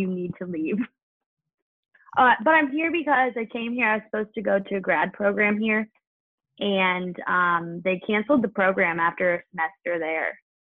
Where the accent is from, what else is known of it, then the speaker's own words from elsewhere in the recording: Ohio, United States; moved away as an adult; now in Pittsburgh, United States; I'm a Browns fan because, well, I'm from Ohio, but I just live in Pittsburgh now.